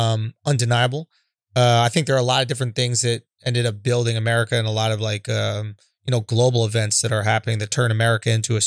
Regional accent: Scotland, United Kingdom; Because then as a Scottish person, do I go back to England and do some English people go back to whoever enslaved them

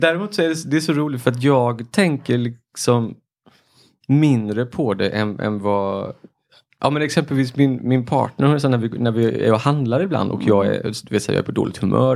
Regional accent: Marbäck, Halland County, Sweden; i mina hemtrakter, liksom. Mm. Marbäck, Tofta sådär

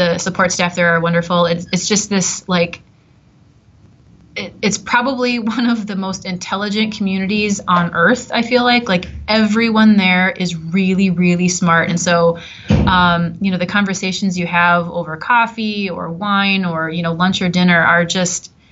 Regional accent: Wisconsin, United States; also born or lived in Southern Illinois; now in Minnesota, United States; growing up in Wisconsin

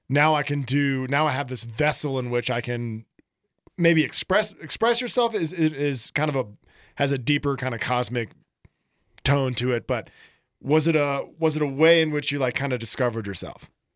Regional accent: the South, United States; moved away; I grew up in the South where the bathtub temperature was the appropriate temperature

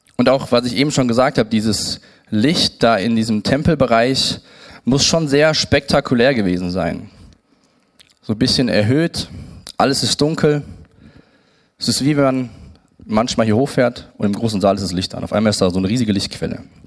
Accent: Siegen, North Rhine-Westphalia, Germany; geboren in Siegen

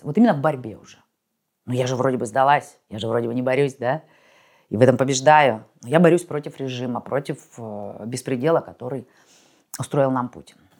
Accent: Russia; moved away as an adult

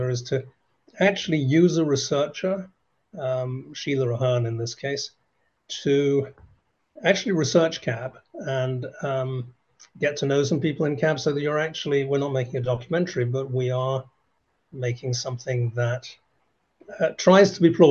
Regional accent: England, United Kingdom; I'm English, but I've been working in Ireland or with Ireland for a very long time, decades, in fact.

